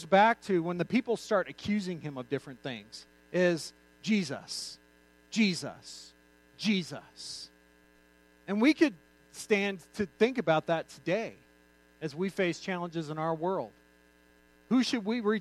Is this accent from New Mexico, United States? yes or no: yes; New Mexico, United States; I grew up in New Mexico.